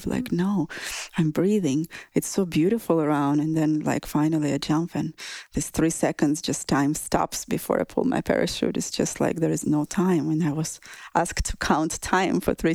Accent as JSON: {"language": "English", "region": "southern Russia", "country": "Russia", "tie": "born or raised there", "moved": "yes", "said": "In my hometown in Russia, southern Russia"}